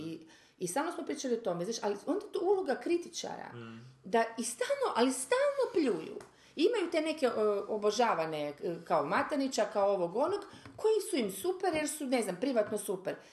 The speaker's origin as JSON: {"language": "Croatian", "country": "Croatia", "said": "mi smo, ajde, Hrvati"}